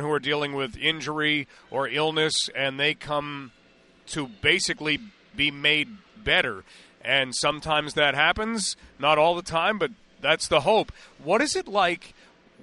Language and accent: English; Canada; also born or lived in London, Ontario; being in London, being Canadian, sometimes even if we have a horn, we don't toot it